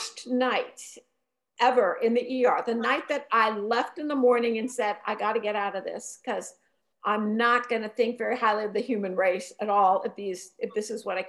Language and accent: English; Youngstown, Ohio, United States; Youngstown, Ohio, my hometown